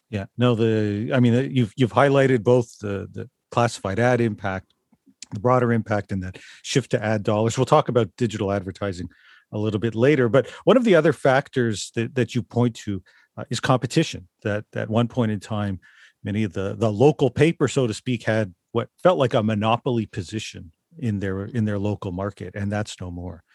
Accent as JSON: {"language": "English", "town": "Toronto", "region": "Ontario", "country": "Canada", "tie": "born or raised there", "said": "growing up in Toronto"}